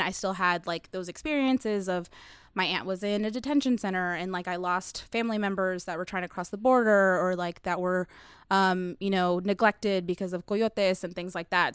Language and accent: English; United States; I'm from America